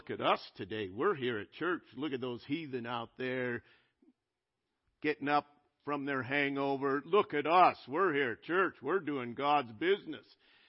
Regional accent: United States; I'm an American through and through

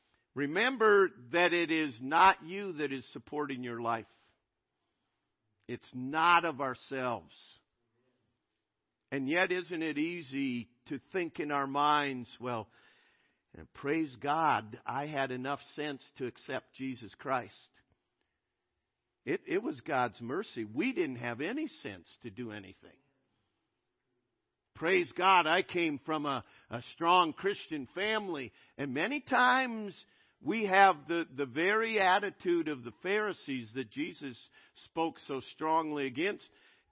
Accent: United States; I'm an American through and through

